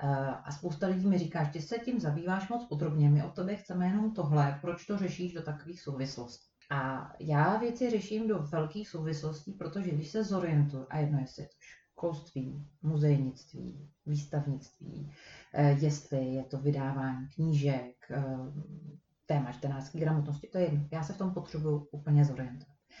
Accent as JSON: {"language": "Czech", "region": "Prague", "country": "Czechia", "moved": "yes", "said": "Já jsem Pražák"}